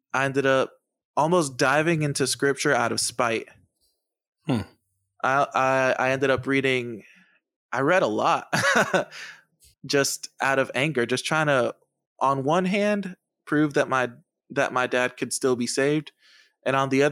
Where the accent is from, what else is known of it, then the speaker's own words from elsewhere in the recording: Massachusetts, United States; also born or lived in San Juan, Puerto Rico; When I was 6 or 7 years old, we moved to Massachusetts